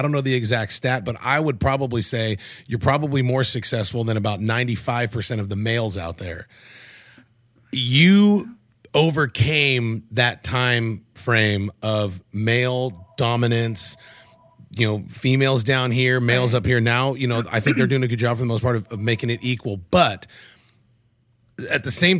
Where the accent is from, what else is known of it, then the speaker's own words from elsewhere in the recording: California, United States; I'm from Southern Cali